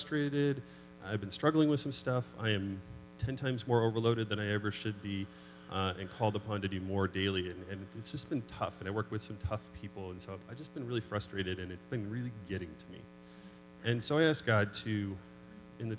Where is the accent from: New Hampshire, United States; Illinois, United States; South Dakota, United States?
New Hampshire, United States; moved away; growing up in New Hampshire, in the White Mountains